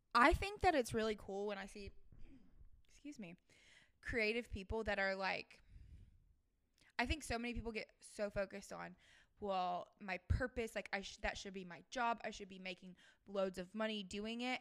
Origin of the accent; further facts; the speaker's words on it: the South, United States; someone growing up in the South